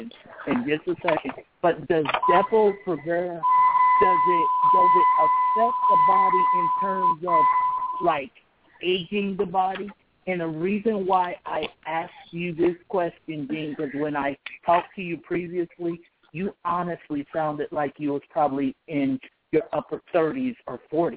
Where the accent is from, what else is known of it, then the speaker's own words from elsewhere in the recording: Kansas City, United States; my hometown of Kansas City